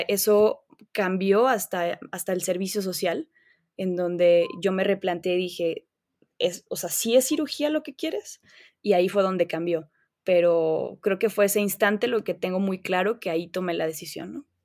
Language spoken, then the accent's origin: Spanish; León, Guanajuato, Mexico; nací en León, Guanajuato. He pasado la gran parte de mi vida aquí. Este, en realidad, pues toda mi vida